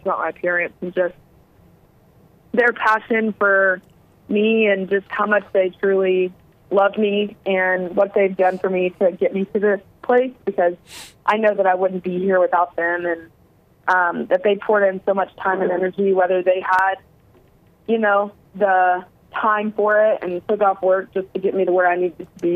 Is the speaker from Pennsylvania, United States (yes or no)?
no; Arkansas, United States; me growing up in Arkansas